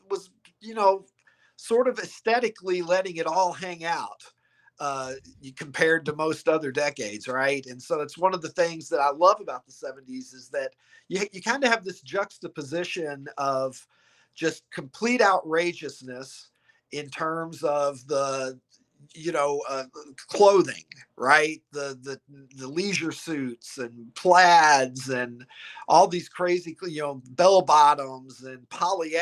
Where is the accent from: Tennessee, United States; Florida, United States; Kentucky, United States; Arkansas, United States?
Kentucky, United States; Horse Cave; moved away as an adult; also born or lived in Chicago area; now in Chicago, United States; I grew up in the metropolis of Horse Cave, Kentucky